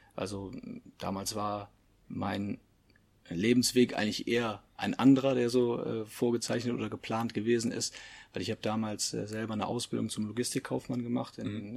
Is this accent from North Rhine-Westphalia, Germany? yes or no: yes; Leverkusen, North Rhine-Westphalia, Germany; Ich selber, ich komme ja auch aus der Stadt, komme aus Leverkusen